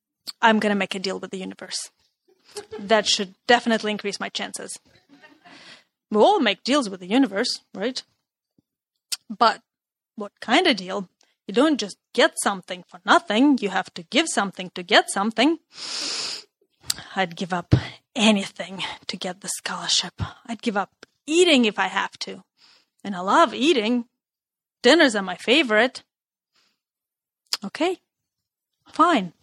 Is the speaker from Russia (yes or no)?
yes; Russia; moved away; Growing up in Russia